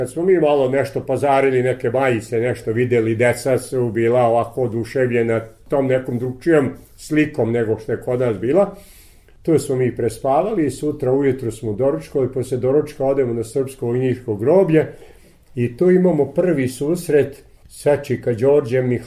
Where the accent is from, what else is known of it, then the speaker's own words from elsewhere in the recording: Vojvodina, Serbia; kažemo mi smo iz Vojvodine